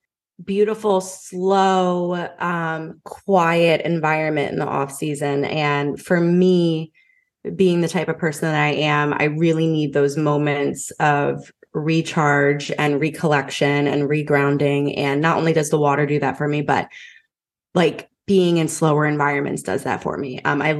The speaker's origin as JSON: {"language": "English", "town": "Philadelphia", "region": "Pennsylvania", "country": "United States", "lives_now": "Raleigh, United States", "said": "Yeah, so I'm from Philly, but I live in Raleigh, North Carolina now."}